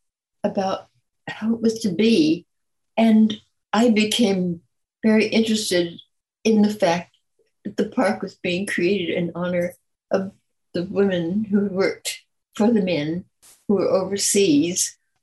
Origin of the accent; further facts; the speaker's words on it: California, United States; also born or lived in Detroit, Michigan / New Orleans, Louisiana; came to California at 6 years old, and I've been here ever since.